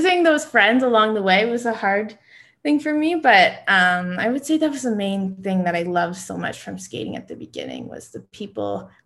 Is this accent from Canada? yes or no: yes; Canada; being a Canadian